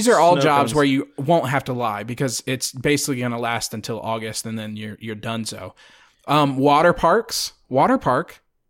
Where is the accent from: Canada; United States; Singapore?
United States; Friendswood, Texas; born or raised there